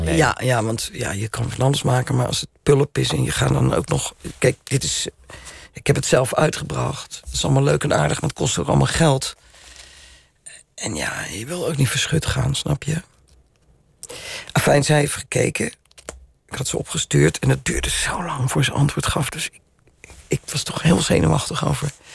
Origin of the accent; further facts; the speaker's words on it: Rotterdam, South Holland, Netherlands; Ik ben een Rotterdammer.